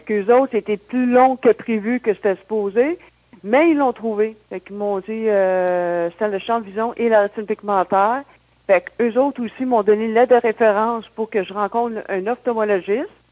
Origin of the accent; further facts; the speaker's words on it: Sainte-Thérèse, Quebec, Canada; also born or lived in Saint-Jérôme / Boisbriand / Blainville; Mais j'ai grandi à Sainte-Thérèse, c'est tout, dans les basses Laurentides, Sainte-Thérèse, Boisbriand et maintenant de, à Blainville. Fait que je suis toujours dans le coin.